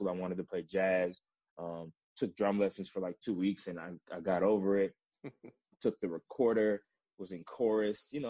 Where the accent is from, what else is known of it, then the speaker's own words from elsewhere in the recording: Rockville, Maryland, United States; also born or lived in Washington, District of Columbia, United States; I'm from Washington, DC, Nigerian American, first generation. So I grew up right outside DC in the suburbs of Rockville, Maryland